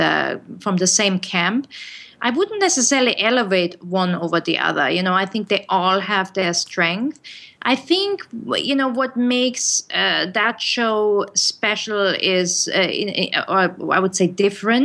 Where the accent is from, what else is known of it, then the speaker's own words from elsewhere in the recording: Germany; English is a second language; now in United States; I grew up in Germany